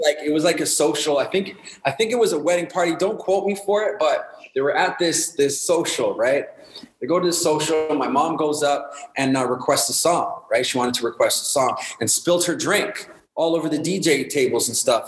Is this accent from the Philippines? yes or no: no; Winnipeg, Manitoba, Canada; I grew up in Winnipeg, Manitoba, Winterpeg, Manitoba, where the winters are cold, the mosquitoes are huge.